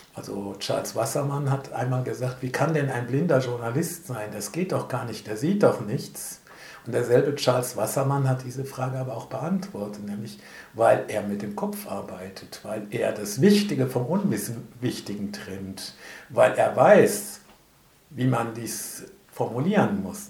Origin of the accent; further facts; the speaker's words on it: Bonn, North Rhine-Westphalia, Germany; Ich bin gebürtiger Bonner